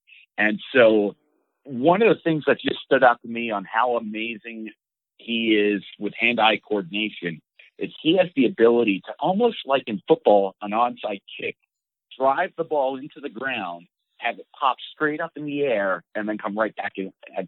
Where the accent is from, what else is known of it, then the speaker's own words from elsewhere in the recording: East Coast, United States; for me being growing up on the East Coast, I struggled so bad helping him with the greens.